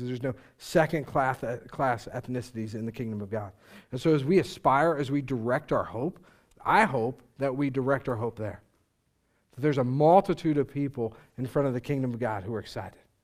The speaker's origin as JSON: {"language": "English", "country": "United States"}